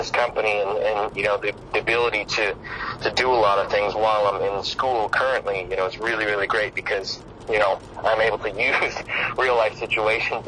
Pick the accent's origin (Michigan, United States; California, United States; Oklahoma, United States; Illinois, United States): Michigan, United States; Detroit; I'm from Detroit